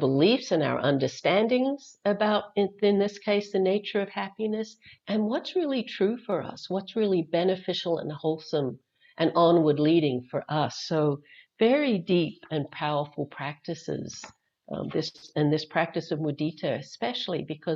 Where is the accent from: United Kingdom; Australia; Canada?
Australia; moved away; I have an accent. I'm actually originally from Australia, though I left there in 1980, been gone for a long time.